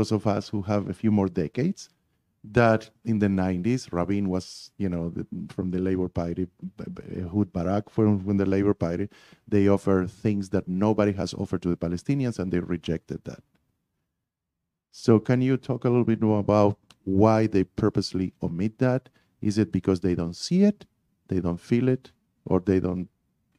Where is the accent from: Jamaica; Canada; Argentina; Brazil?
Argentina; English is a second language; moved away as an adult; now in United States; I grew up in Argentina and I spent the first 30 years of my life down there.